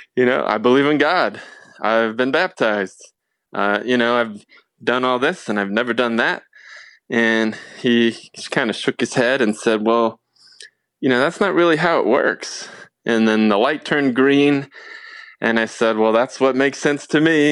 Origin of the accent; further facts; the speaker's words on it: Portland, Oregon, United States; also born or lived in California; when I was about nine years old, my family of five, we moved up to Portland, Oregon